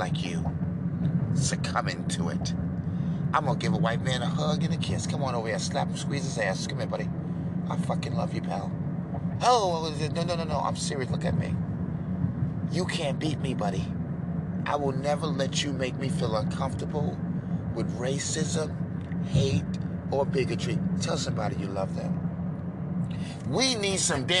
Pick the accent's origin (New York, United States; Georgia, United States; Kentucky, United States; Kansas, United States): New York, United States; I'm born in good old New York